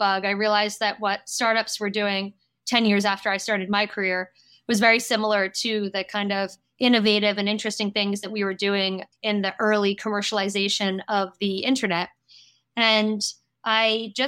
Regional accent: United States; accent: American; moved away as an adult; now in France; I have been living in Europe for more than 15 years, but I am American, as I'm sure you can hear from my accent

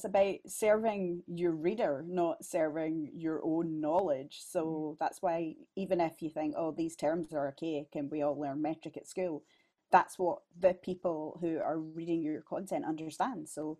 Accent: West of Scotland, United Kingdom; accent: West of Scotland; also born or lived in Glasgow; My radio voice, my podcast voice is you know, like a cultured West of Scotland accent.

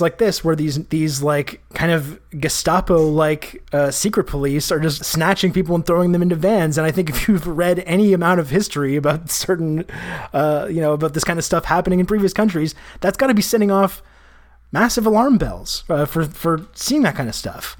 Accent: Canada; I'm Canadian

